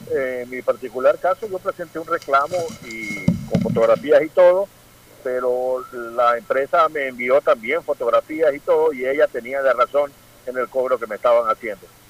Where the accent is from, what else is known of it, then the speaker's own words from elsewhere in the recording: Ecuador; como ecuatoriano